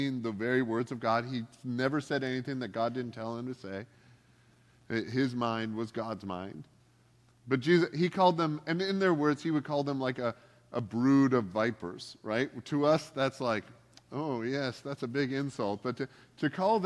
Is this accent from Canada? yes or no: yes; Canada; now in United States; I'm here on a green card and I'm from Canada